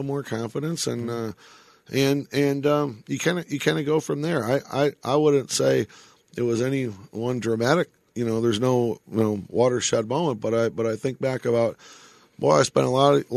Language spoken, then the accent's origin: English; Detroit, Michigan, United States; now in Las Vegas, United States; a kid that grew up in Detroit, you know, I had the ability to see the impact of hockey on the community I grew up